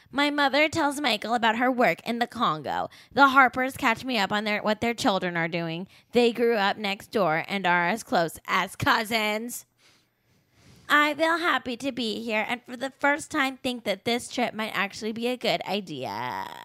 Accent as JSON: {"language": "English", "country": "United Kingdom", "said": "I I am British and therefore I expect everyone to sleep in only shirts that have TERFy slogans on"}